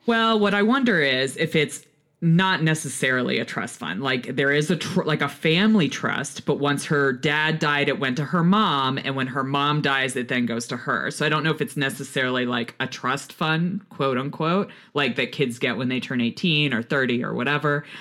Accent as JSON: {"language": "English", "town": "Houston", "region": "Texas", "country": "United States", "tie": "born or raised there", "said": "speaking as a Texas woman. I grew up in Houston"}